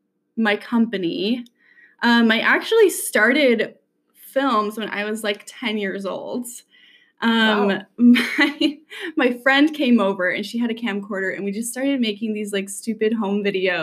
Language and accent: English; Saratoga Springs, Utah, United States; also born or lived in Salt Lake City, Utah; I grew up in Saratoga Springs, Utah.